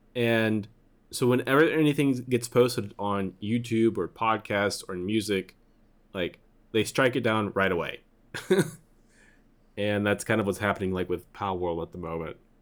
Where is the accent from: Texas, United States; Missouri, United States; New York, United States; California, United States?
Missouri, United States; I'm from Missouri